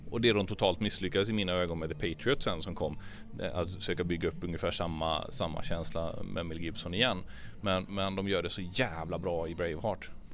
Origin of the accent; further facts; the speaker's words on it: Traryd, Kronoberg County, Sweden; Trarydsjön där jag kommer ifrån, Traryd.